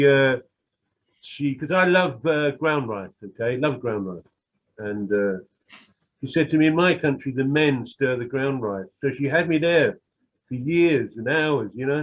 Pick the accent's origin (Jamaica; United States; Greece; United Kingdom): United Kingdom; London; I'm some white working class bloke who comes from a bit of a criminal background in the East End